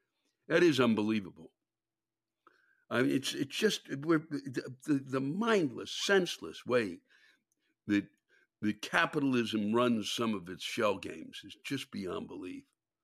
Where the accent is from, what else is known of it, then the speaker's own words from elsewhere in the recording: England, United Kingdom; Yes, I am English and want to complain about manners.